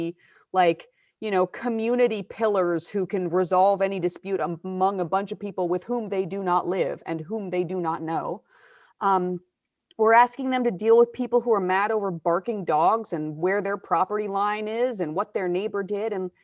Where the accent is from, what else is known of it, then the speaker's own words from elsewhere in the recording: Iowa, United States; I grew up white in Iowa